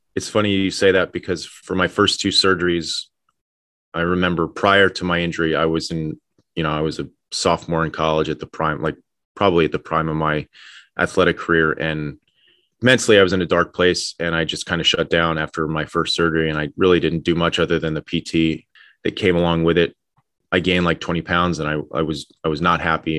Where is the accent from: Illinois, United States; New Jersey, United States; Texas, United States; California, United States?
New Jersey, United States; Madison; I was born and raised in Madison, New Jersey.